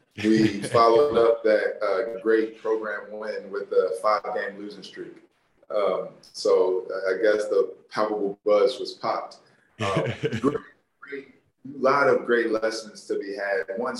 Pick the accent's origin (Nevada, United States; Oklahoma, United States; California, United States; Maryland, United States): Maryland, United States; Baltimore; growing up in Baltimore